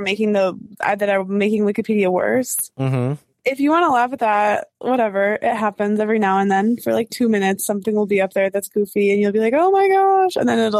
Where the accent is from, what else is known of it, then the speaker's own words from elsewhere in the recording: Michigan, United States; I am from Michigan